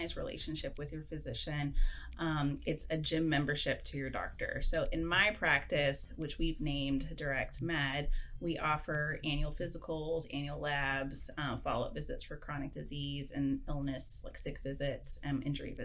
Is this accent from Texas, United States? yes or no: yes; Houston, Texas, United States; also born or lived in Arizona; now in Austin, United States; I was born and bred in Houston